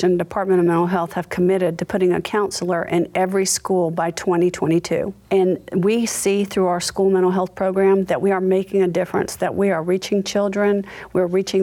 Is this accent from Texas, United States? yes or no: no; Charleston, South Carolina, United States; also born or lived in Massachusetts; I was born in Massachusetts, and my parents moved to Charleston when I was 2 years old, so I consider myself a Charlestonian.